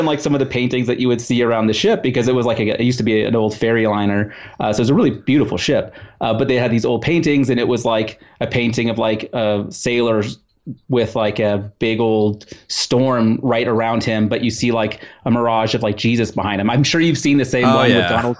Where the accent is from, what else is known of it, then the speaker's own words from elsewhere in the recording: Netherlands; born there; my family's from the Netherlands. I was born in the Netherlands